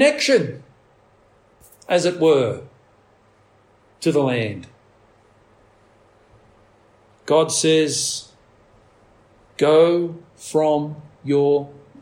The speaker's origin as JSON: {"language": "English", "country": "Australia", "said": "as an Australian society"}